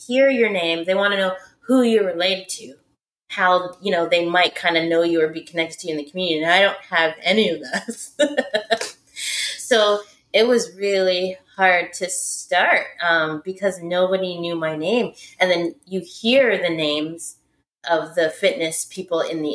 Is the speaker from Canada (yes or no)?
yes; Canada; I'm Canadian.